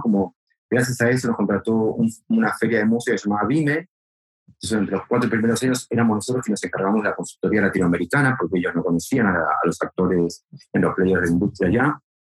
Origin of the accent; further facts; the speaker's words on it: Argentina; now in Spain; yo soy argentino, pero yo viviendo en España desde finales del 98